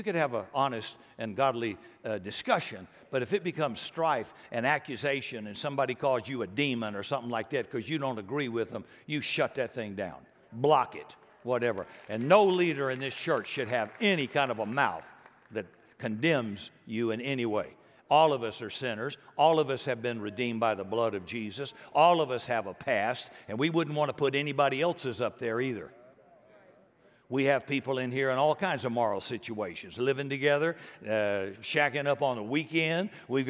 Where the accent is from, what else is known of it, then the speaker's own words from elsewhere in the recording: Deep South, United States; I grew up in the Deep South, racist South, before integration and before civil rights.